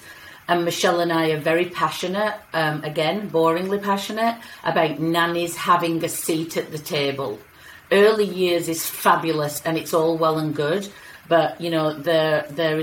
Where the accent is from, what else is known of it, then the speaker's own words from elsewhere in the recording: England, United Kingdom; moved away as an adult; now in United States; I am British, English